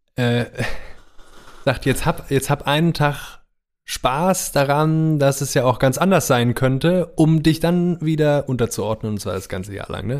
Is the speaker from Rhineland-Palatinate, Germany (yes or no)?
yes; Rhineland-Palatinate, Germany; also born or lived in Neuwied / Koblenz / Mainz; now in Cologne, Germany; ich bin zwar Wahlkölner, aber ich bin ja im Rheinland nur eine Stunde südlich aufgewachsen